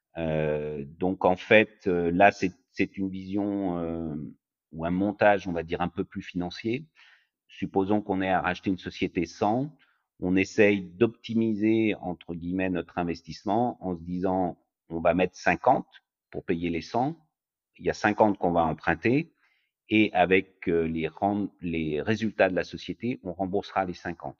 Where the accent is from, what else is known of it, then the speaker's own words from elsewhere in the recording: France; moved away as an adult; also born or lived in Chicago, United States; now in United States; j'ai grandi en France, j'ai fait toutes mes études en France.